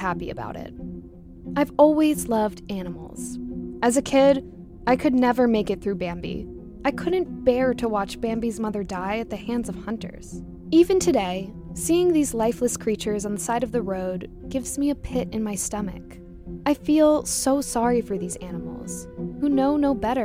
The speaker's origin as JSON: {"language": "English", "town": "Sag Harbor", "region": "New York", "country": "United States", "tie": "born or raised there", "said": "I was born and raised in Sag Harbor, New York."}